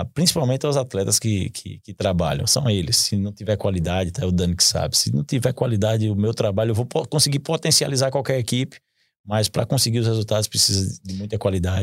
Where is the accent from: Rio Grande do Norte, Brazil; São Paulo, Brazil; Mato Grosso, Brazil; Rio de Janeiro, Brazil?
Rio Grande do Norte, Brazil; Natal; eu moro, eu sou de Natal